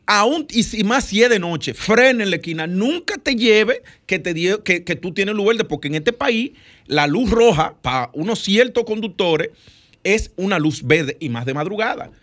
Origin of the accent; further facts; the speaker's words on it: Dominican Republic; nosotros como dominicanos